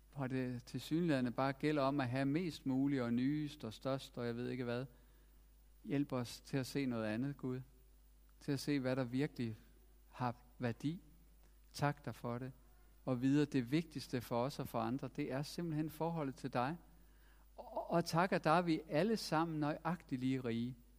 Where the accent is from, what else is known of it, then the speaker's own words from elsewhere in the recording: Denmark; vi har også som danskere